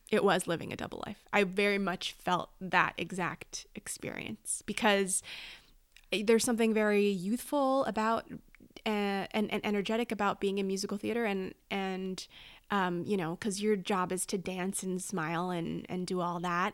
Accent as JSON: {"language": "English", "town": "Oak Park", "region": "California", "country": "United States", "tie": "born or raised there", "also_born_or_lived": "New York", "moved": "as an adult", "said": "I was raised in Oak Park, California"}